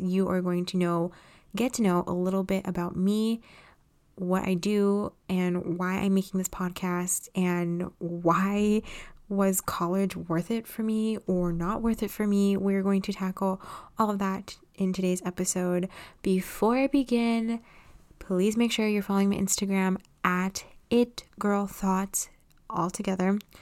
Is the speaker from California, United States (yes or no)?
yes; Los Angeles, California, United States; I was born and raised in Los Angeles, California.